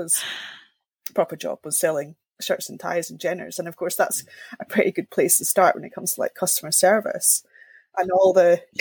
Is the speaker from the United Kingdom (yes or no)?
yes; Linlithgow, Scotland, United Kingdom; I grew up in Linlithgow, just outside Edinburgh.